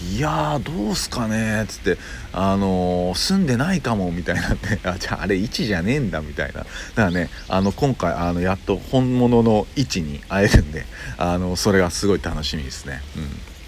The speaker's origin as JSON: {"language": "Japanese", "region": "Kyoto", "country": "Japan", "tie": "born or raised there", "said": "僕生まれは京都なんですよ実は"}